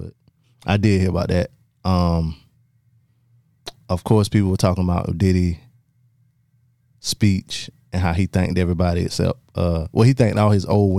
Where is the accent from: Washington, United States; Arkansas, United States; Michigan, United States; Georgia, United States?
Michigan, United States; Detroit; I'm from Motown.